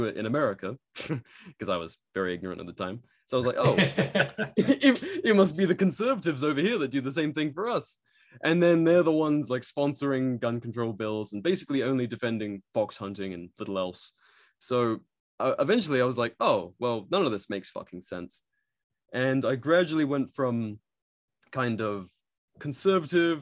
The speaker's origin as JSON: {"language": "English", "region": "England", "country": "United Kingdom", "tie": "born or raised there", "said": "growing up in England, I grew up very rural"}